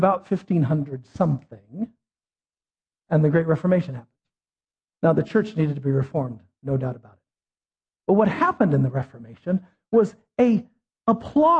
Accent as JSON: {"language": "English", "country": "United States", "said": "as an American"}